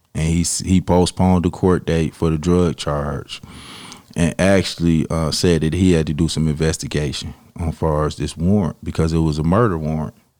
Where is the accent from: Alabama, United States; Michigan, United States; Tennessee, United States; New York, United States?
Michigan, United States; Detroit; I grew up in Detroit, on the east side of Detroit